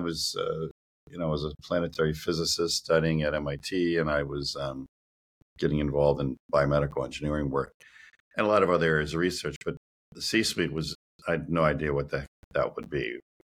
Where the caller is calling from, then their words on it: Reisterstown, Maryland, United States; I'm calling in from Reisterstown, a town in Maryland, and that's where I am right now.